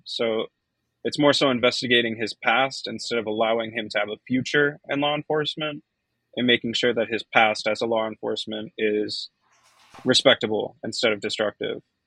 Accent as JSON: {"language": "English", "town": "Boston", "region": "Massachusetts", "country": "United States", "tie": "born or raised there", "said": "my hometown of Boston"}